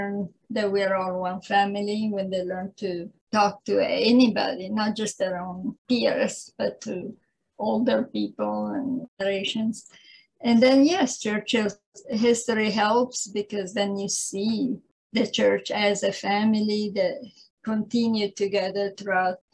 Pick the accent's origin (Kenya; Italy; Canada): Italy; English is a second language; moved away as an adult; now in San Diego, United States; I was born in Italy. I lived there for, I left Italy in, I think it was 1976